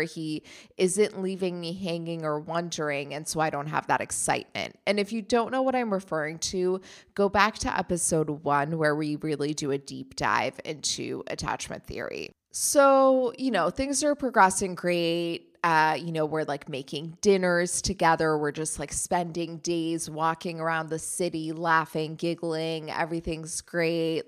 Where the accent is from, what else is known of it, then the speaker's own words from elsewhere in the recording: Germany; moved away; I grew up in Germany.